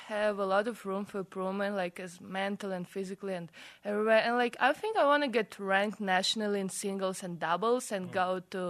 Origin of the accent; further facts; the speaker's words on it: Russia; English is a second language; moved away as an adult; now in Salt Lake City, United States; I'm from Russia.